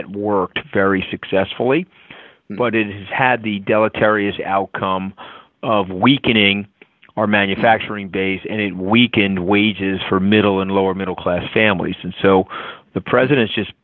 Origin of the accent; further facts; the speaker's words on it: Long Island, New York, United States; I was a poor kid growing up on Long Island